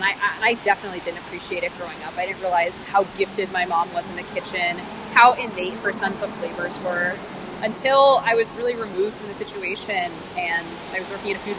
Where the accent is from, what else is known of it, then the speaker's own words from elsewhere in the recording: Texas, United States; I say I'm from Texas, and people are like, oh, my God, Texas. And they have all these notions of what Texas is. And I'm like, well, actually, that really wasn't my Texas.